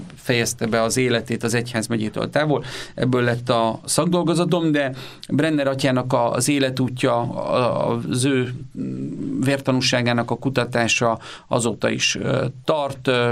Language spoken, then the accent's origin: Hungarian; Körmend, Vas, Hungary; Én Körmenden születtem, és ott jártam általános és középiskolába